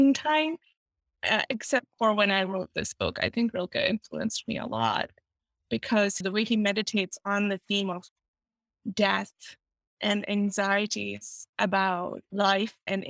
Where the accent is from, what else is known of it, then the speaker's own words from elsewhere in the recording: Pakistan; now in United States; I grew up in Pakistan